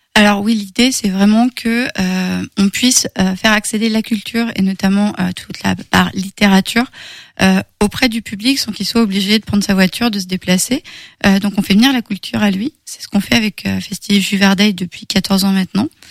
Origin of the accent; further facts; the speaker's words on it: Bressart, Pays de la Loire, France; 10 km de mon petit village à moi. Euh, moi, je suis de Bressart.